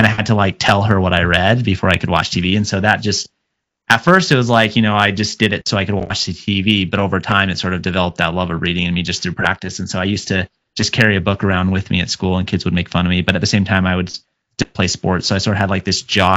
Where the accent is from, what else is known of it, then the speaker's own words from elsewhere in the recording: Mesa, Arizona, United States; also born or lived in Gilbert, Arizona; I grew up in Mesa, Arizona, until I was about 12. And then I moved kind of to a more, what was then rural Gilbert, Arizona